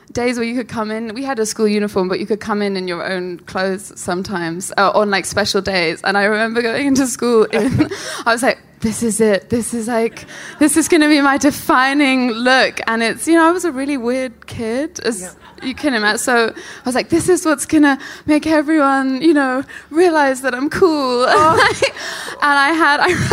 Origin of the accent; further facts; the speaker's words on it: London, United Kingdom; I'm from South London.